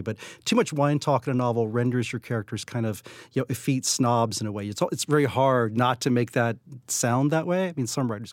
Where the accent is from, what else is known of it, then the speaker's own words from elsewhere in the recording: West Virginia, United States; moved away; growing up in West Virginia